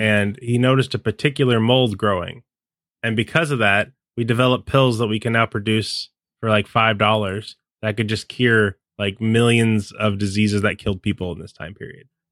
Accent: the West, United States; I grew up in the West

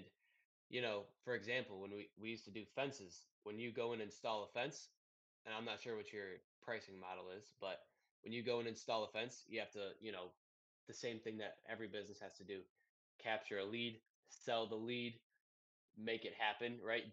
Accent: Detroit, Michigan, United States; I'm from Detroit

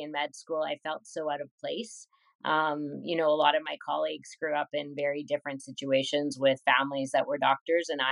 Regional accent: Winnipeg, Manitoba, Canada; I was born in Winnipeg and I stayed here and I still live here

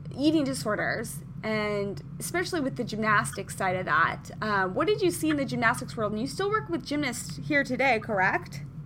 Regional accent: Midwest, United States; now in Southern California, United States; so I am from the Midwest originally

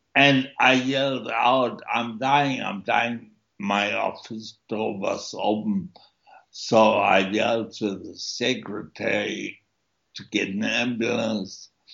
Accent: Germany; moved away; also born or lived in East Germany; born in East Germany and my parents had to flee East Germany, and so I grew up in a refugee camp in West Germany until I was six, and then after that we moved to a suburb

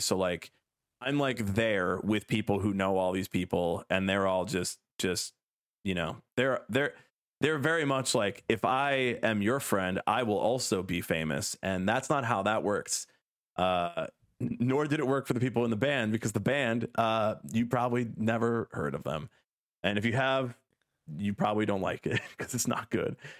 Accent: United States; I am happy to do my part as an American

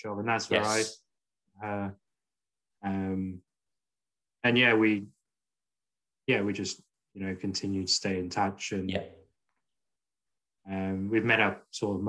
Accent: England, United Kingdom; now in Scotland, United Kingdom; I grew up in England

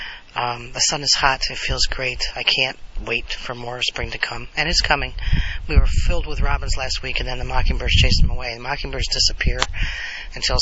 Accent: United States; I'm part Native American, part Italian American, but I'm all American.

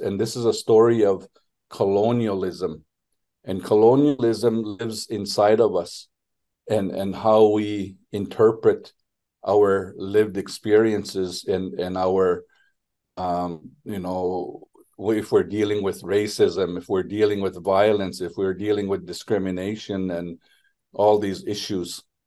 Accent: Nigigan First Nation, northwestern Ontario, Canada; now in Ottawa, Canada; I come from Nigigunt First Nation in northwestern Ontario, which is part part of uh, Treaty Three

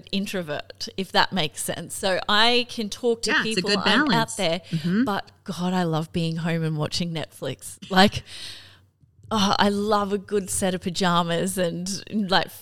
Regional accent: Cairns, Queensland, Australia; now in Brisbane, Australia; I'm from Cairns originally, I'm gonna fly home to Cairns.

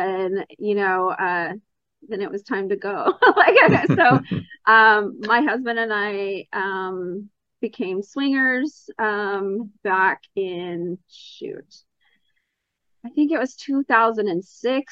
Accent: Texas, United States; I am from Texas, born and raised and still live here

